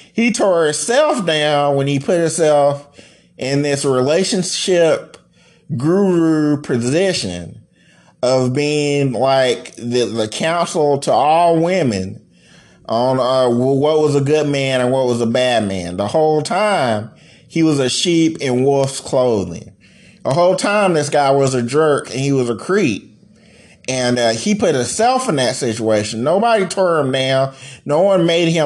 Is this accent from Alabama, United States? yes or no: yes; Enterprise, Alabama, United States; my hometown of Enterprise